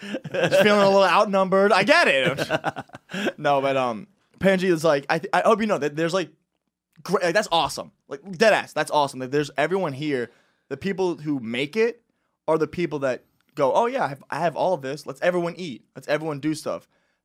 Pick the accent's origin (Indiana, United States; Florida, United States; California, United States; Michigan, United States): Florida, United States; Because for me, again, I came from Florida. That's a 2.5 hour flight.